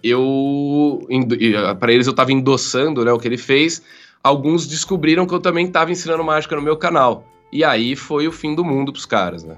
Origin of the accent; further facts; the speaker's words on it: Jaú, São Paulo, Brazil; eu sou de Jaú, interior de São Paulo